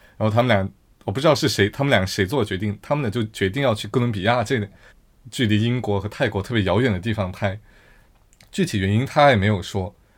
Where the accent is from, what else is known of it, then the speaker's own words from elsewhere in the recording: Yunnan, China; moved away as an adult; 我在出国之后，觉得我去反思我的我的家乡，我来自云南